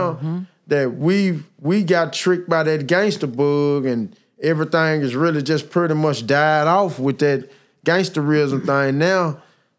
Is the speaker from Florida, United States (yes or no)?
no; Nashville, Tennessee, United States; I'm from Preston Taylor, man. Preston Taylor Projects, PTP, man. West Nashville